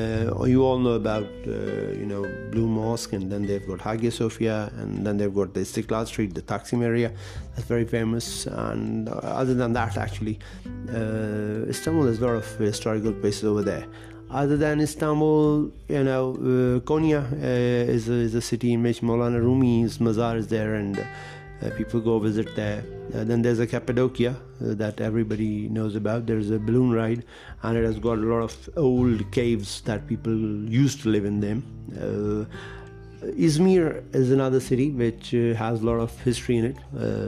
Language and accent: English; Pakistan; now in Turkey; I'm from Pakistan actually, but I've been living there for Turkey